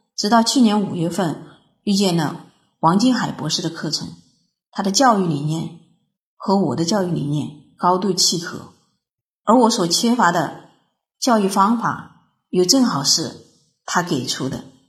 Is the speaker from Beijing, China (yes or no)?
no; Foshan, Guangdong, China; 我是来自广东佛山的